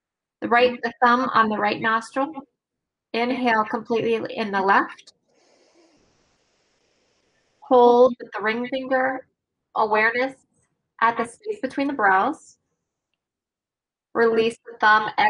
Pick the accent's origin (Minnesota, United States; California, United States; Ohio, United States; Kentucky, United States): Ohio, United States; Dublin; I grew up, my hometown was Dublin, Ohio.